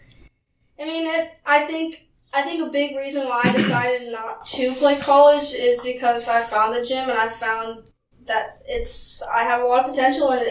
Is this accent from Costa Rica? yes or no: yes; Costa Rica; moved away; I was from Costa Rica